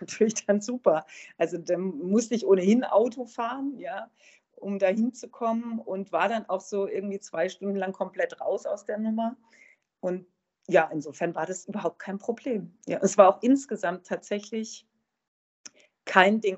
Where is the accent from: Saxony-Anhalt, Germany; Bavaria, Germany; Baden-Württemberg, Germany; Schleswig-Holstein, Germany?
Baden-Württemberg, Germany; Hochschwarzwald; moved away; bei meinem Vater im Hochschwarzwald. Und das ist ja die Gegend, wo ich herkomme